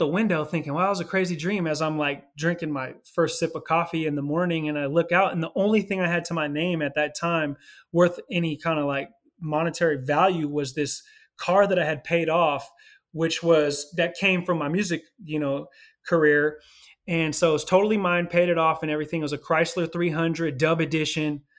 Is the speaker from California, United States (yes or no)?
yes; California, United States; also born or lived in Los Angeles, California / Philadelphia, Pennsylvania; Ended up moving back to California, to my hometown